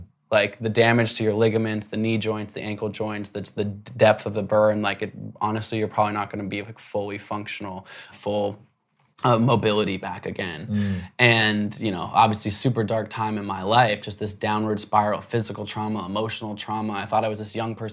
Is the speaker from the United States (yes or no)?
yes; Portland, Oregon, United States; I grew up in Portland, Oregon